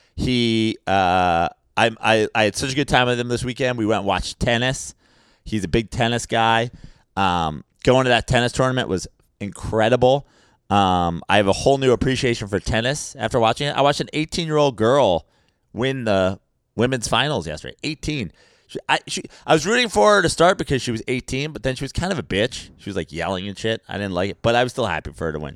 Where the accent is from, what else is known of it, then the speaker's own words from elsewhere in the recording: New York, United States; as a New Yorker